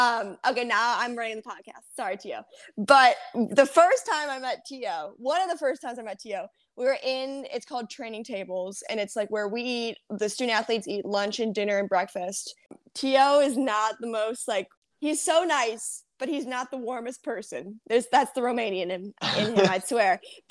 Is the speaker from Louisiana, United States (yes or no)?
no; Chicago, Illinois, United States; moved away; also born or lived in Georgia; I'm from Chicago